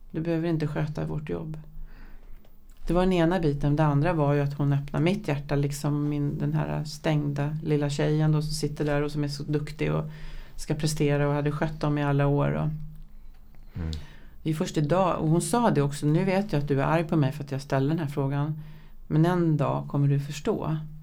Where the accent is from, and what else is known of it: Vårby, Stockholm County, Sweden